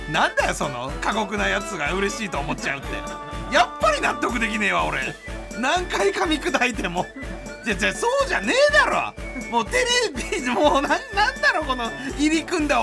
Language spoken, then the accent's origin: Japanese; Tokyo, Japan; う俺は東京出身なんだよ大阪行こう東京出身だか